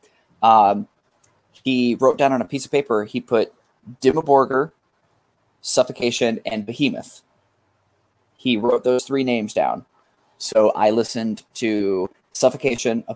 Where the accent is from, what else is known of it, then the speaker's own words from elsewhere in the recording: Concord, California, United States; Concord, where I'm from, Concord, California